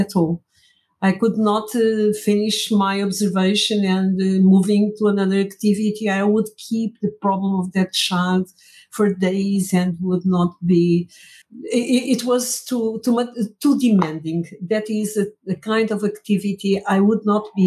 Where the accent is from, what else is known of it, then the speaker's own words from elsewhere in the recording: Angola; moved away as an adult; also born or lived in Porto, Portugal; now in Portugal; I was born in Angola.